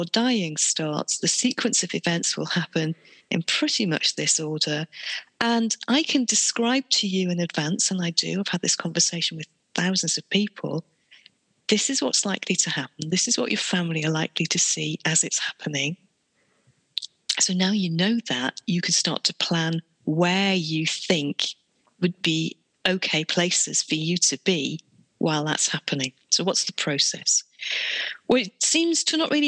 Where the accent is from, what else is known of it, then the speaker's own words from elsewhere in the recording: United Kingdom; we're British